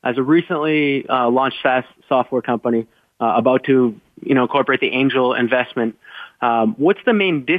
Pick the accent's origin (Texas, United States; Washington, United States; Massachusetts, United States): Massachusetts, United States; Boston; moved away as an adult; now in Madrid, Spain; I'm calling in from Madrid, Spain, but I'm originally Boston-based, and we will be incorporating in the U.S. soon.